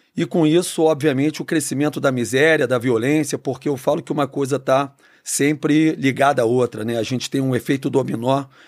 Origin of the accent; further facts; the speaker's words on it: Rio de Janeiro, Brazil; Eu sou nascido e criado no Rio.